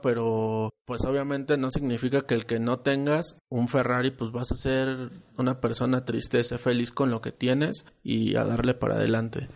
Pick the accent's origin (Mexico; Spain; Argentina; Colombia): Mexico; Guanajuato; En el pueblo de mi papá, nosotros somos de Guanajuato